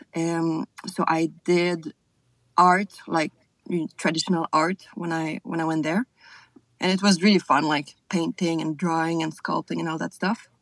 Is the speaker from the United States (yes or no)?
no; South Shore of Montreal, Quebec, Canada; first language French; English is a second language; moved away as an adult; also born or lived in France / Scotland; now in New Zealand; I'm from the South Shore, so like I mean, I just take the bridge and I'm in Montreal, but it's like the Montreal region